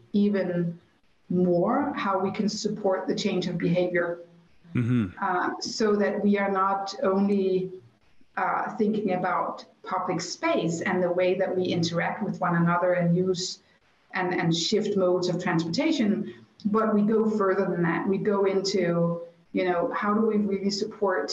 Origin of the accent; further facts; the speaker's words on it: Copenhagen, Capital Region of Denmark, Denmark; my hometown, Copenhagen